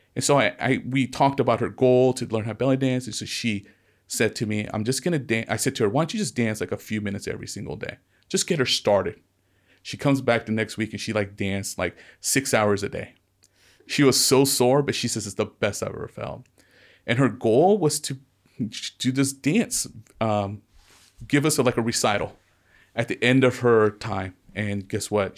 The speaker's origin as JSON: {"language": "English", "area": "Ventura County", "region": "California", "country": "United States", "tie": "born or raised there", "said": "I was into skateboarding and surfing growing up in Ventura County"}